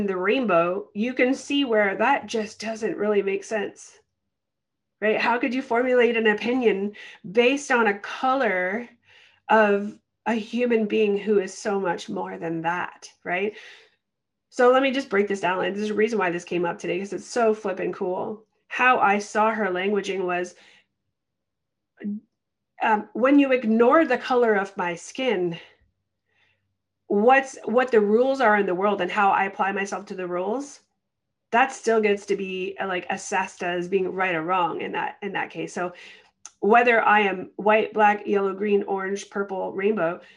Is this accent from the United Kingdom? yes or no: no; Canada; I'm Canadian.